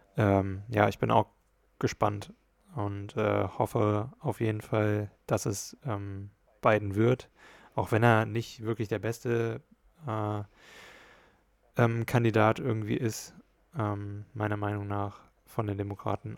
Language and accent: German; Hesse, Germany; bei uns in Hessen